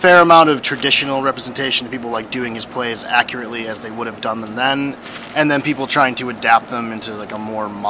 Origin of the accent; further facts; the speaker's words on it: Scranton, Pennsylvania, United States; Scranton, Pennsylvania.